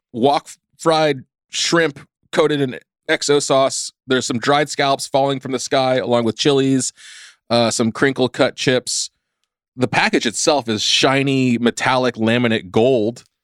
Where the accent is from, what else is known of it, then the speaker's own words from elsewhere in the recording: California, United States; I grew up in California. I've never lived on the East Coast.